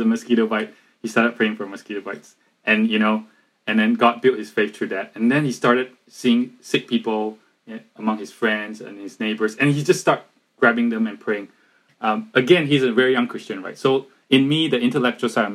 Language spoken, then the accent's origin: English; Malaysia; we're from Malaysia